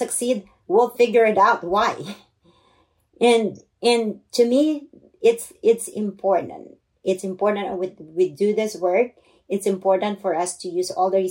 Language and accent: English; Philippines; English is a second language; now in United States; I grew up in the Philippines in poverty